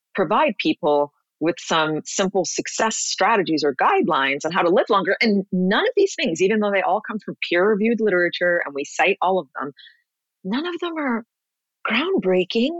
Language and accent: English; New York City, New York, United States; moved away as an adult; also born or lived in Los Angeles; now in Miami Beach, United States; I grew up, born and raised in New York City